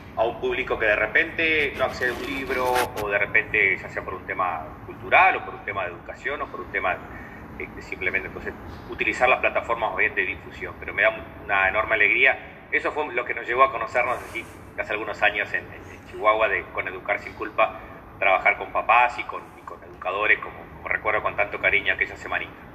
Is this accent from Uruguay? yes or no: yes; Uruguay; also born or lived in Canelones; soy psicólogo uruguayo, vivo, vivo cerquita de Montevideo